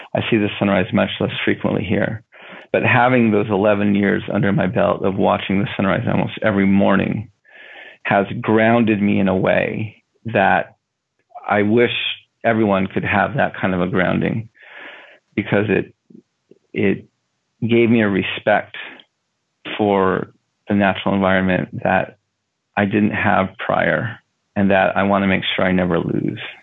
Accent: United States; also born or lived in Denver, Colorado / Navajo reservation; I grew up in a in a border town to the reservation, and I grew up um, near my Navajo grandparents

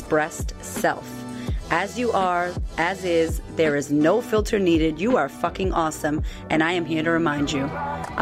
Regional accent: Boston, Massachusetts, United States; I'm a chick from Boston, from the hood, who had no money, no, I had food stamps, I grew up messed up

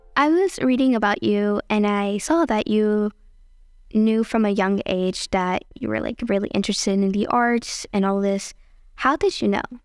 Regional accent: New York City, New York, United States; As a person who grew up in the Bronx myself

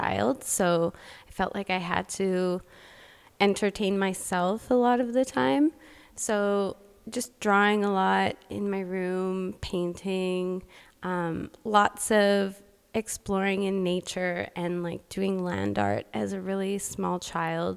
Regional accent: Alberta, Canada; moved away as an adult; now in Vancouver, Canada; I grew up in Alberta, so I ended up going to Red Deer College

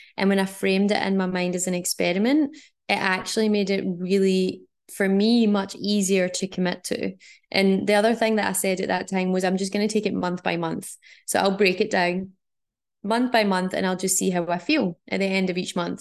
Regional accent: Scotland, United Kingdom; moved away; also born or lived in Australia; growing up in Scotland and living in Australia

